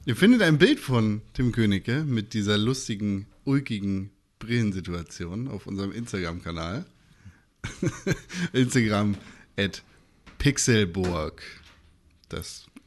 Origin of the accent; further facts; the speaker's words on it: Northern Germany, Germany; Wir kommen ja alle irgendwie aus Norddeutschland